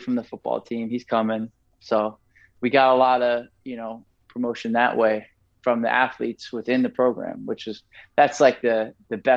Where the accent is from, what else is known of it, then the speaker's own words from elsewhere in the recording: Franklin, New Jersey, United States; I'm from Franklin. I grew up here. I went to high school here.